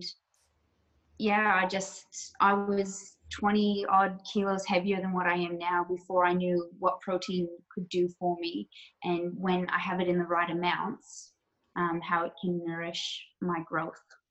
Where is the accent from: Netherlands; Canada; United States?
Canada; moved away as an adult; now in Australia; I'm originally from Canada, so I came to Australia about 13 years ago now